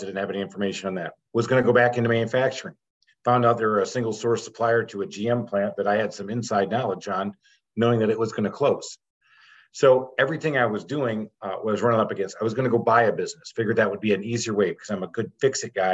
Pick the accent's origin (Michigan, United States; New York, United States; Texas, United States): Michigan, United States; growing up in Michigan